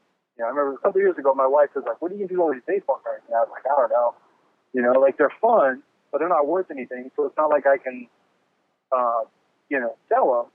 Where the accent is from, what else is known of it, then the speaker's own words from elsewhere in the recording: Bay Area, California, United States; now in Fresno, United States; I'm originally from the Bay Area. Grew up out there